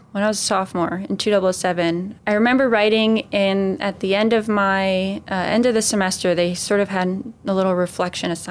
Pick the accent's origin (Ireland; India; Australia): Ireland; Carmel from my home country, Ireland, in County Sligo.